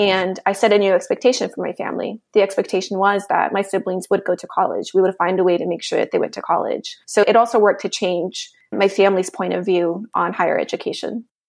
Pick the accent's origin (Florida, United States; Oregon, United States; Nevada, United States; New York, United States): Nevada, United States; also born or lived in Mexico; now in Washington, D.C., United States; I was raised in the United States